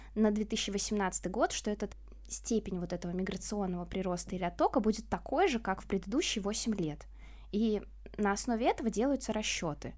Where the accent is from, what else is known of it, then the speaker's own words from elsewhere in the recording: Cheboksary, Chuvashia, Russia; я сама из ПФО, из Чебоксар, это Чувашия